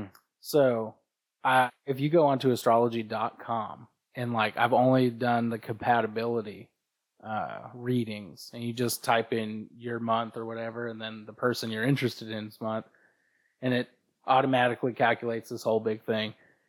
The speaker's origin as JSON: {"language": "English", "town": "San Diego", "region": "California", "country": "United States", "said": "San Diego, California."}